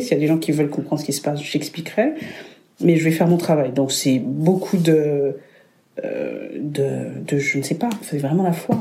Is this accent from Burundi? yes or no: yes; Burundi; moved away as an adult; also born or lived in Lille, France; now in Lyon, France; je viens du Burundi, le plus beau pays du monde